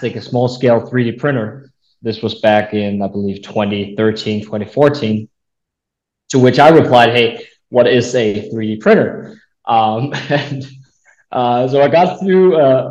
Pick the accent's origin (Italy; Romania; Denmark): Denmark; a small town north of Copenhagen, Capital Region of Denmark; moved away as an adult; now in United States; I grew up in a small town north of Copenhagen, Denmark. That's where I'm from